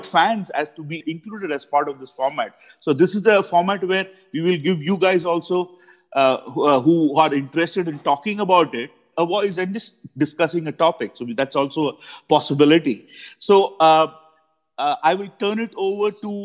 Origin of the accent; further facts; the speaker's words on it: Mumbai, Maharashtra, India; when I was growing up in Chembur in Mumbai, Bombay then